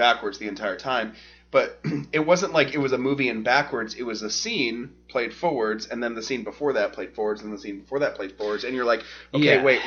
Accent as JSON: {"language": "English", "region": "Alabama", "country": "United States", "tie": "born or raised there", "said": "growing up in Alabama"}